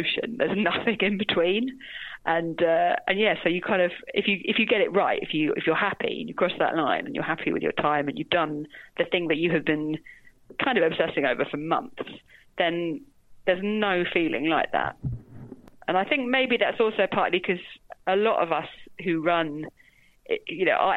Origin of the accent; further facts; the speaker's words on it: London, United Kingdom; I grew up in London.